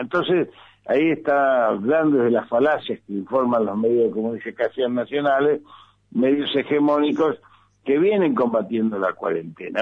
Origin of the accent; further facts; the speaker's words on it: Argentina; En el caso nuestro, como peronistas, como argentinos